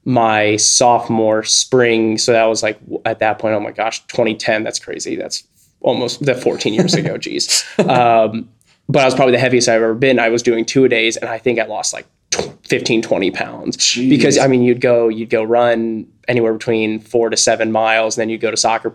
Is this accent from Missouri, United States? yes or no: yes; St. Louis, Missouri, United States; I grew up in St. Louis, Missouri.